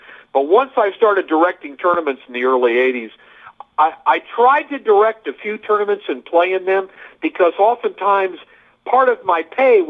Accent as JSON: {"language": "English", "region": "Midwest", "country": "United States", "tie": "born or raised there", "said": "So, it's just the way I was raised by my family. You know, I grew up in the Midwest. You've heard of Midwestern values"}